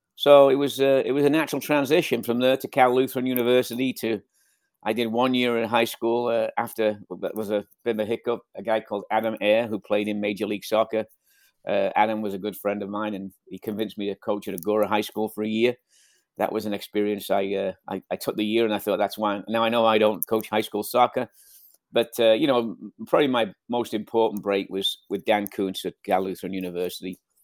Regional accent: Southport, North West England, United Kingdom; moved away as an adult; also born or lived in Liverpool; now in Ventura, United States; I'm from Liverpool, Southport, Liverpool

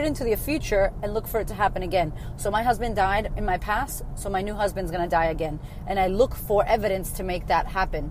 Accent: Framingham, Massachusetts, United States; also born or lived in Boston, Massachusetts; Where I grew up is Framingham, Massachusetts

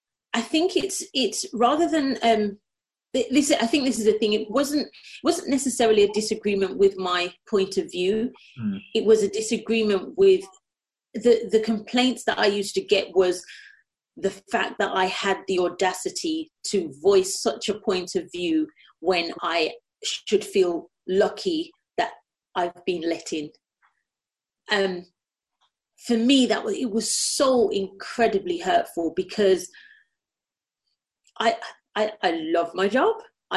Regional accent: Birmingham, West Midlands, United Kingdom; accent: Brummie; But growing up in Birmingham, you get, and I think again, I think it's like a false sense of security. So, you know, I grew up in a very multicultural, I was around every, you know, color, creed, sexuality.

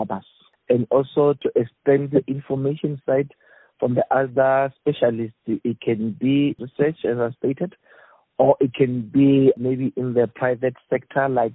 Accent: Limpopo, South Africa; I grew up in the Limpopo province

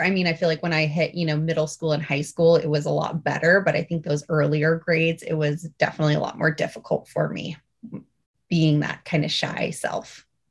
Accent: Alaska, United States; We grew up in Alaska, um, born and raised up here

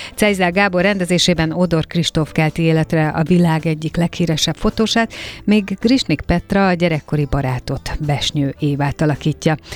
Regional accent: Hungary; magyar vagyok én is

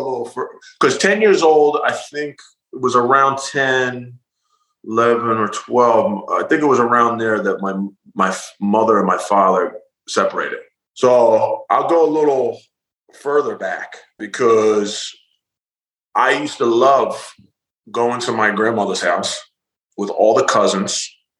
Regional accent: Philadelphia, Pennsylvania, United States; So I grew up in South Philly, but it was a little area called Queens Village.

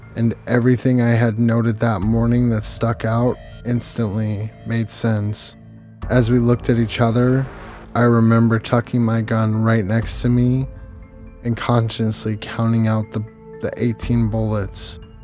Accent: Arizona, United States; my home state, Arizona.

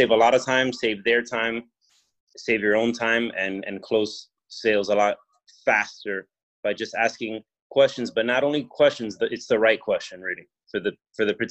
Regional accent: Miami, Florida, United States; I'm from Miami, Florida

